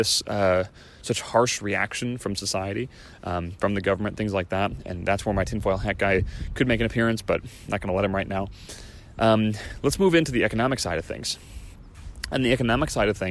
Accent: Chicago, Illinois, United States; now in California, United States; Illinois, my home state, from Chicago

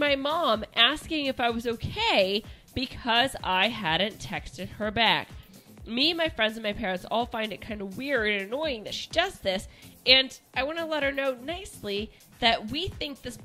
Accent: Kansas, United States; moved away; I was born in Kansas

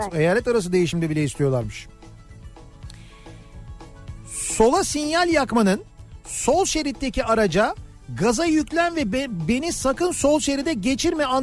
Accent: Fatih, Istanbul, Turkey; 1966 yılında Fatih'te doğup büyüdüm. Ee, 14 yaşına kadar orada yaşadım. Malta çarşısında babamın dükkanı vardı.

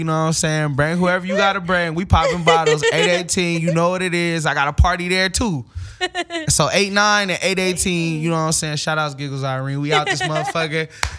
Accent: Pacoima, California, United States; like, I grew up in Pacoima. Topanga is like 20 miles from me.

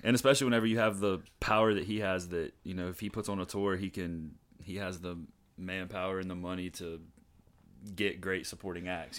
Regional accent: Gallia County, Ohio, United States; moved away as an adult; now in Nashville, United States; I'm originally from Gallia, lived here pretty much my whole life up until about, well, two years ago tomorrow, actually, is when I moved to Nashville

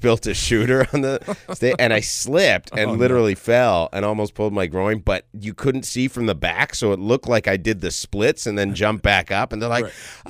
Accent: Toronto, Ontario, Canada; moved away; Born and raised in Toronto, Ontario, Canada.

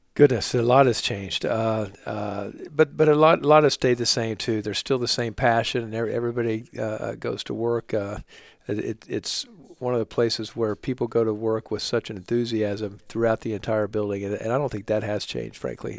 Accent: Oklahoma, United States; moved away as an adult; also born or lived in New York; now in Charlotte, United States; I'm from Oklahoma originally.

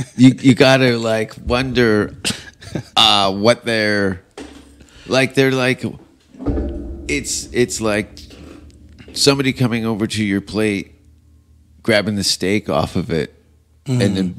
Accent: Canada; Oh, yeah, I was here. Yeah, laughing. Yeah. As a Canadian.

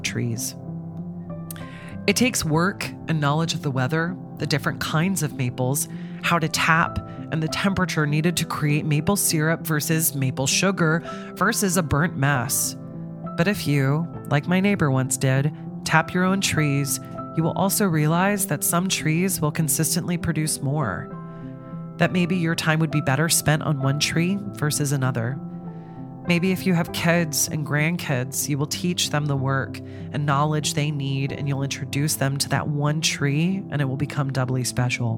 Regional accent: United States; growing up near the Canadian border

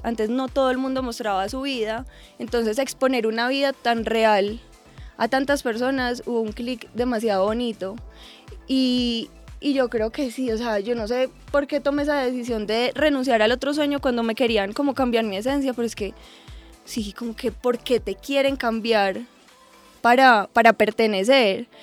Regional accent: Armenia, Quindío, Colombia; moved away as an adult; also born or lived in Medellín; Yo soy de Armenia, me fui a vivir a Medellín para estudiar ingeniería ambiental.

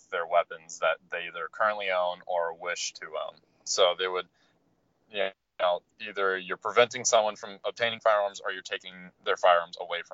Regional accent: Dayton, Ohio, United States; I'm from Dayton

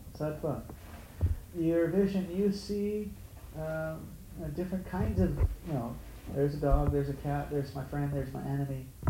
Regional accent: Honolulu, Hawaii, United States; moved away; I grew up in Honolulu

